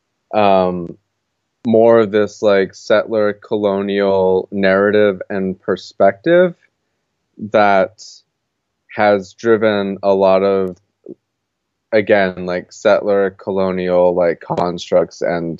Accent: Gallup, New Mexico, United States; moved away as an adult; now in Portland, United States; I'm originally from Gallup, New Mexico. I grew up in Gallup for the first 18 years of my life

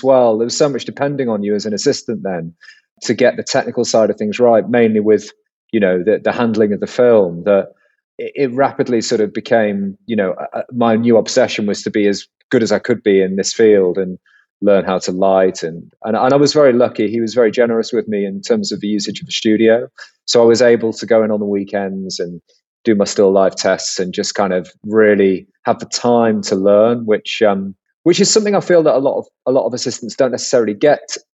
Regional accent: Cheshire, North West England, United Kingdom; moved away as an adult; now in London, United Kingdom; I grew up in Cheshire in the northwest of England

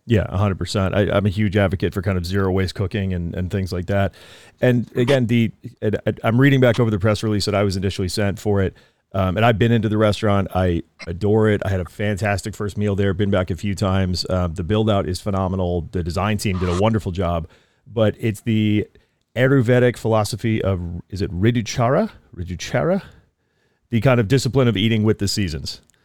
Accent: East Coast, United States; now in California, United States; I'm from the East Coast.

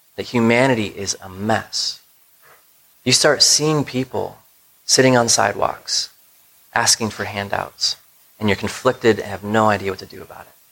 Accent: United States; as American Christians

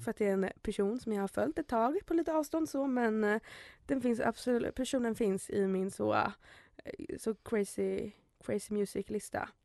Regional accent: Märsta, Stockholm County, Sweden; Jag är från Märsta

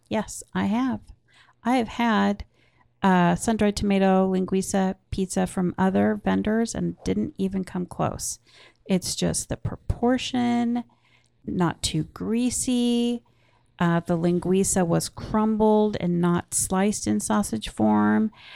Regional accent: Portland, Oregon, United States; I grew up in Portland, Oregon

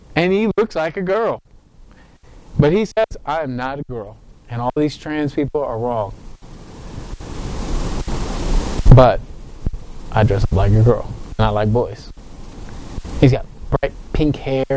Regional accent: United States; I love being American. I really do. I'm proud to be American

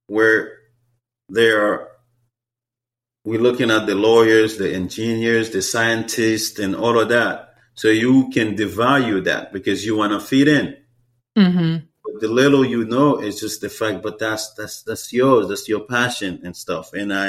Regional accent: Haiti; English is a second language; now in Seattle, United States; So as an immigrant, like for me, as a Haitian

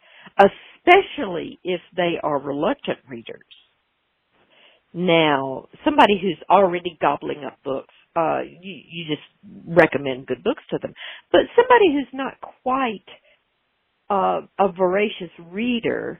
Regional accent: Nashville, Tennessee, United States; I'm from Nashville

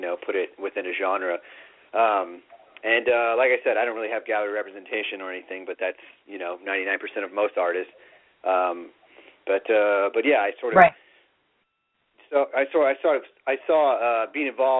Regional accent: Texas, United States; moved away as an adult; now in Los Angeles, United States; I'm originally from Texas, and I was an artist down there also

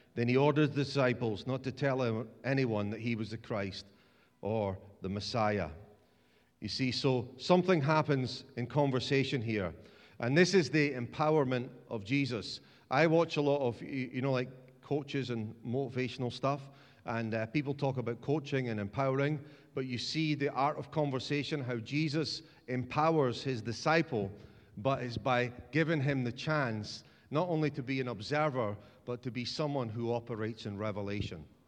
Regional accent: Dundee, Scotland, United Kingdom; I'm from Dundee

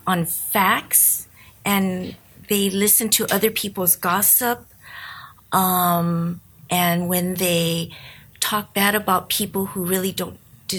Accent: Los Angeles, California, United States; I grew up in Boyle Heights, East LA, and I believe it shaped me to understand different cultures other than the Japanese culture

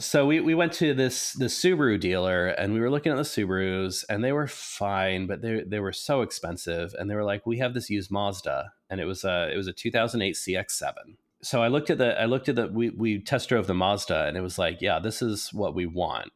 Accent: New England, United States; also born or lived in Oklahoma; now in Wisconsin, United States; I was, um, born in New England

